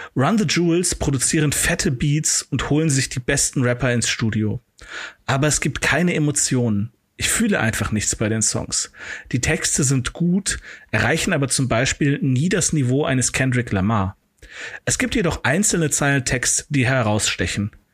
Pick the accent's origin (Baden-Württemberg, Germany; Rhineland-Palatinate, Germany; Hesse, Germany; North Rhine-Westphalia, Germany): North Rhine-Westphalia, Germany; Cologne; als gebürtiger Kölner